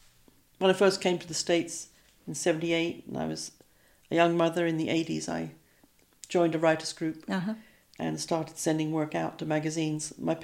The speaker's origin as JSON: {"language": "English", "area": "Isle of Wight", "region": "South East England", "country": "United Kingdom", "tie": "born or raised there", "also_born_or_lived": "London / Texas / Iran", "accent": "English", "moved": "yes", "lives_now": "Chautauqua, Kansas, United States", "said": "I was born in London. I grew up on the Isle of Wight, which is an island off of the south coast of England."}